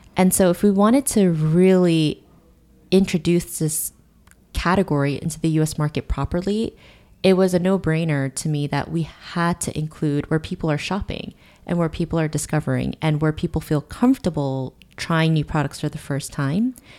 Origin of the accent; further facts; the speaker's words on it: South Korea; moved away as an adult; now in United States; I grew up in Korea, and I went to esthetician school in Korea